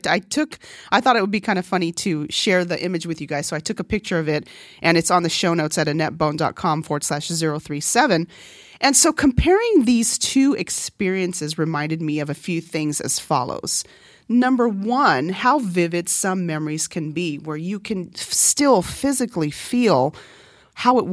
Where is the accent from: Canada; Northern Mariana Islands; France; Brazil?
Northern Mariana Islands; first language Korean; English is a second language; moved away; also born or lived in California; coming from a small island, though, because even though it's a U.S. territory and English is a common language